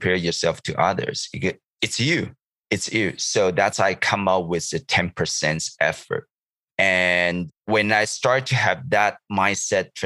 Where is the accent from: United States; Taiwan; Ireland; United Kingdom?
Taiwan; Taichung; English is a second language; moved away as an adult; also born or lived in Kaohsiung, Taiwan; now in Vancouver, Canada; my high school is not in my hometown. I live in the city of Taichung, which is the middle of Taiwan